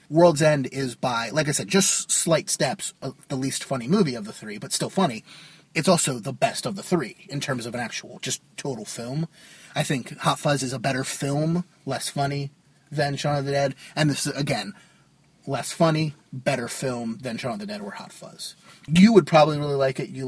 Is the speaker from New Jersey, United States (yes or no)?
yes; New Jersey, United States; from Jersey.